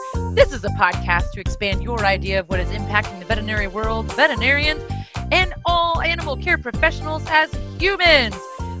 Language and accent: English; Texas, United States; we're from Texas where they have ticks.